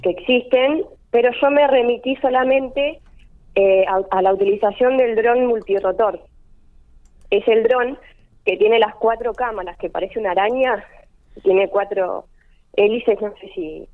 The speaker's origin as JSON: {"language": "Spanish", "town": "Carlos Tejedor", "region": "Buenos Aires Province", "country": "Argentina", "moved": "as an adult", "lives_now": "González Moreno, Argentina", "said": "Soy de Carlos Tejedor"}